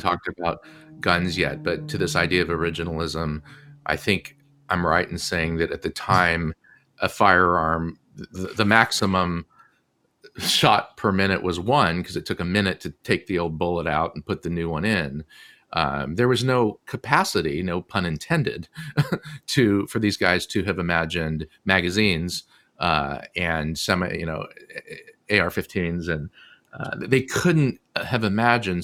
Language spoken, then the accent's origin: English; Southern California, United States; I grew up in Southern California